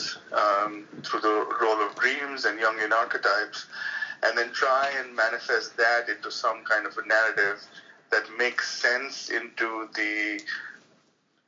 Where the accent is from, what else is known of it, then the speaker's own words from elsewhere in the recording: India; moved away as an adult; now in United States; I'm from India, that's where I was born and I was brought up and lived there for most of my life until I was 28, till I moved to the United States.